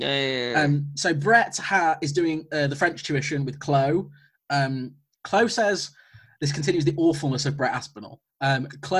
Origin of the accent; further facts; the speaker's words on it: Coventry, West Midlands, United Kingdom; I'm from Coventry